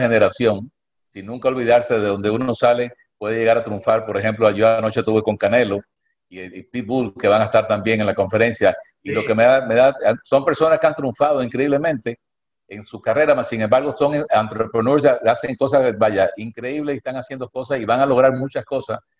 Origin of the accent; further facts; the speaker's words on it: Cuba; now in United States; yo nací en Cuba